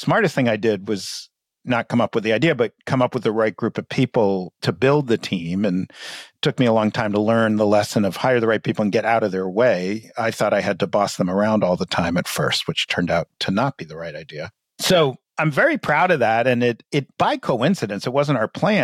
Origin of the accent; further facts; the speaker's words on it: New York City, New York, United States; now in Charlotte, Vermont, United States; we grew up in New York City